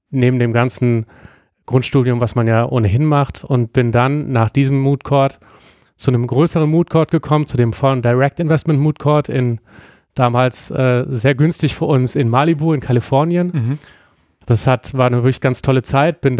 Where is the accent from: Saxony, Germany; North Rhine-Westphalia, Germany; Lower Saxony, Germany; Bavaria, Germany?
North Rhine-Westphalia, Germany; Bergisch Gladbach; Ich komme sozusagen aus dem Speckgürtel und ich mache das in der Speckgürtelkommune, in meiner Heimatstadt.